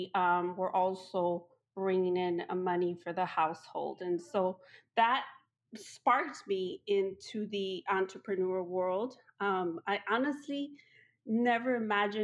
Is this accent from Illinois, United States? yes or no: yes; Chicago, Illinois, United States; English is a second language; also born or lived in Mexico; I'm a Mexicana, Latina. I came to the United States as a kid. My parents brought us over, and we lived in Chicago. So I grew up in Chicago